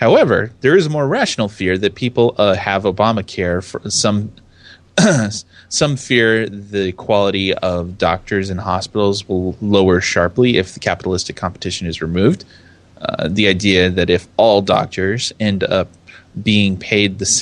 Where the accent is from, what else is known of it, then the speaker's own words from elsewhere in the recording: United States; me as an American